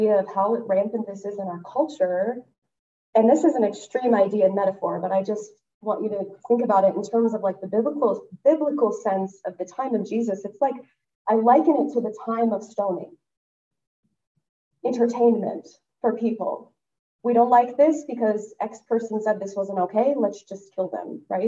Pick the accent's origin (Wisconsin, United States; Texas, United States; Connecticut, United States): Texas, United States; West; I am from West Texas